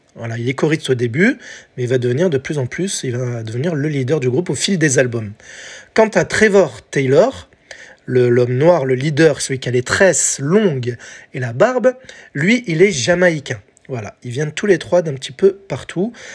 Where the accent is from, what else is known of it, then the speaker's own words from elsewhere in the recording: France; chez nous, en France